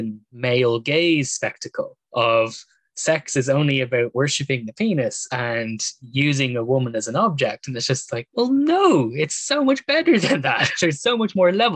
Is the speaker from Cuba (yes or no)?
no; Ireland; we grew up in Ireland, which has such a skewed relationship to sex